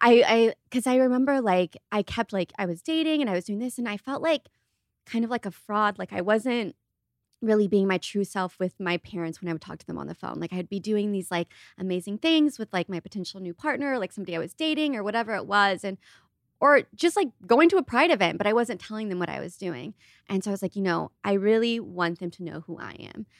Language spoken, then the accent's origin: English; Ohio, United States; moved away; I grew up in Ohio